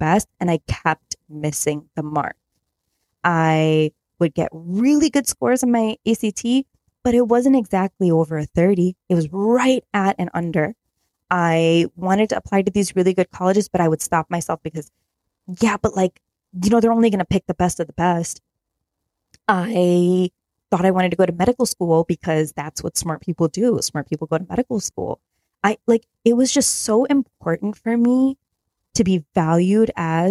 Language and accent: English; Chicago suburbs, Illinois, United States; I grew up in the Chicago suburbs